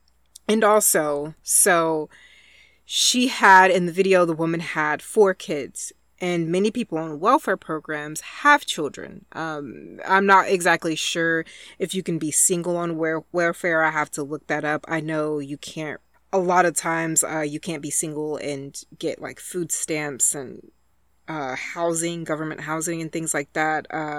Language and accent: English; Texas, United States; And I grew up super poor in Texas in the South. And my family used Head Start for me.